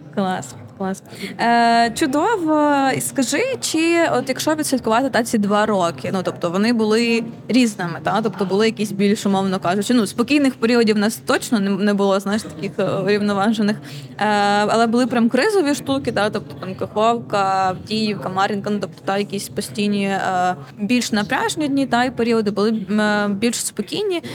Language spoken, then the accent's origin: Ukrainian; Konotop, Sumy Oblast, Ukraine; я з Конотопа сама, і я тоді була в Конотопі